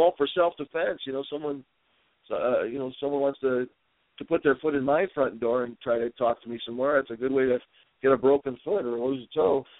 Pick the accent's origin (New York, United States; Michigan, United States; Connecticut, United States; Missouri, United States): Michigan, United States; Dearborn; growing up in Dearborn